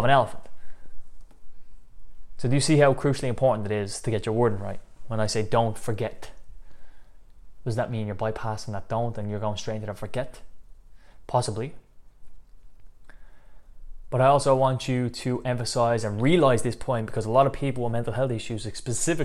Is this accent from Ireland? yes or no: yes; Dublin, Leinster, Ireland; I'm from Dublin, Ireland